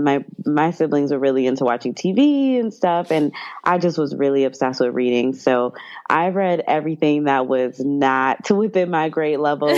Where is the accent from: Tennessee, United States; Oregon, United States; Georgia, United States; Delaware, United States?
Georgia, United States; Atlanta; now in New York City, United States; growing up in Atlanta